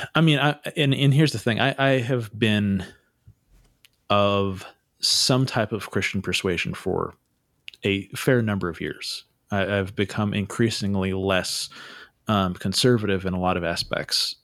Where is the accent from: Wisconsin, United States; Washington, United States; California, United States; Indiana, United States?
California, United States; Santa Cruz; I grew up in Santa Cruz